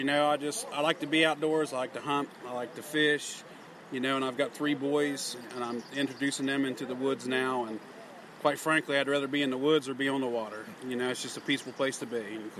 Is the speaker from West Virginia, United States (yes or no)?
yes; Elkins, West Virginia, United States; Yes, sir. I'm from Elkins.